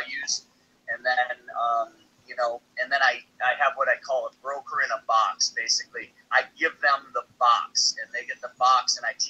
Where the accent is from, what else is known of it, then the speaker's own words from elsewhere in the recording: Minneapolis, Minnesota, United States; now in Austin, United States; Minneapolis right now, which is my hometown